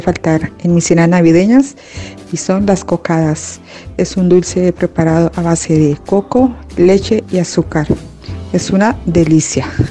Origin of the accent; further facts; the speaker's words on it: Colombia; now in Pamplona, Spain; Soy colombiana, llevo muchos años viviendo en España